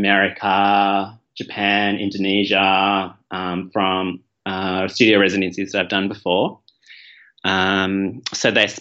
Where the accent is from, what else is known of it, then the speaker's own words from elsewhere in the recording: Melbourne, Victoria, Australia; also born or lived in Malaysia; my family moved to Melbourne when I was 2 years old. I was born in Malaysia and have Chinese ancestry